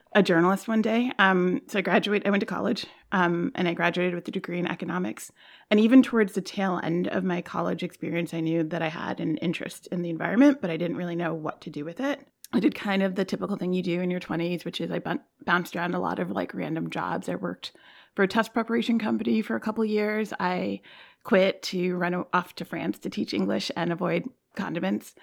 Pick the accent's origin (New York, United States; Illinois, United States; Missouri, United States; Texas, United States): New York, United States; I'm from New York, I'm in New York now